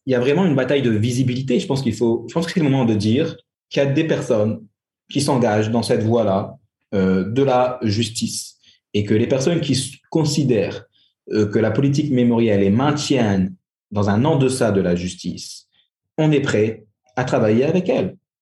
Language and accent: French; France; moved away as an adult; now in Algeria; J'ai grandi en France je suis rentré en Algérie il y a une quinzaine d'années, mais j'ai grandi en France